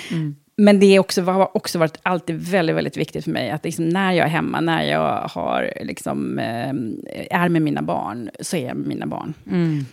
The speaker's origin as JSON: {"language": "Swedish", "town": "Trosa", "region": "Södermanland", "country": "Sweden", "tie": "born or raised there", "also_born_or_lived": "Stockholm", "said": "jag har bott i Trosa sedan jag var, var tre år"}